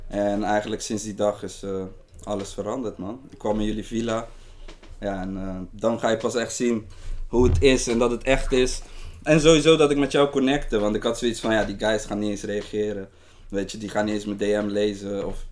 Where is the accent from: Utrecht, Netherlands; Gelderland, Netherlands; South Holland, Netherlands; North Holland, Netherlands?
South Holland, Netherlands; Rotterdam; Ik ben een jongen uit Rotterdam